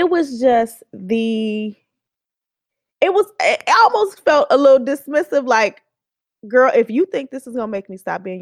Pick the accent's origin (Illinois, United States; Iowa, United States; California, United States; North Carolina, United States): California, United States; Oakland; like, girl, like I'm from Oakland, okay?